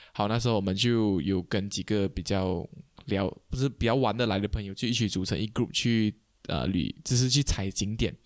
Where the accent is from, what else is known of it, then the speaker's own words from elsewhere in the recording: Kuching, Sarawak, Malaysia; 我们是古晋长大的，古晋人有个困扰，就是我啦，身为古晋人